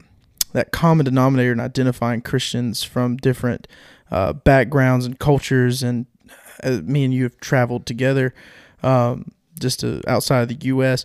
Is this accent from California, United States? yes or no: no; North Carolina, United States; I'm just from Eastern North Carolina.